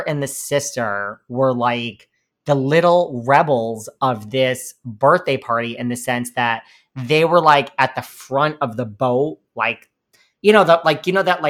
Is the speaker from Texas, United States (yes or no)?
no; Connecticut, United States; accent: New York; also born or lived in New York; now in New York City, United States; I grew up between New York and Connecticut and I have lived in New York City